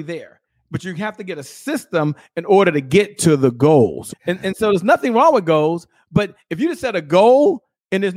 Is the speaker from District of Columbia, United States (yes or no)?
yes; Washington, District of Columbia, United States; I'm from Washington, D.C.